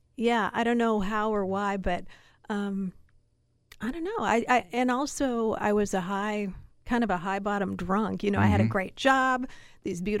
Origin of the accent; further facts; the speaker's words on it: Seattle, Washington, United States; I grew up here in Seattle listening to King and KJR Radio